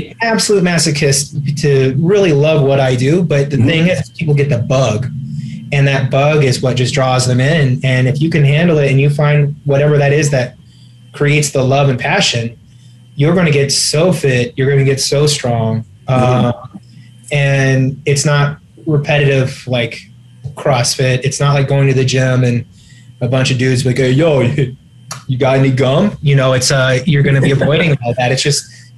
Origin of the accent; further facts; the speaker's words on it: Champaign, Illinois, United States; My hometown, Little Champaign, Illinois